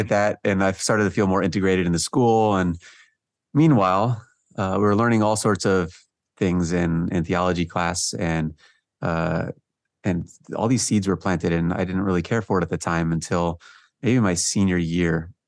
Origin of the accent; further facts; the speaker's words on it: New Jersey, United States; also born or lived in Georgia / San Jose, California; we moved out to, uh, New Jersey, and most of my childhood was spent in New Jersey